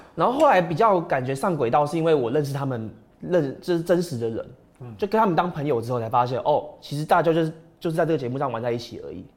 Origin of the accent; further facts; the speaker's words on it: Taiwan; 就是我们台湾人最喜欢讲的这种笑话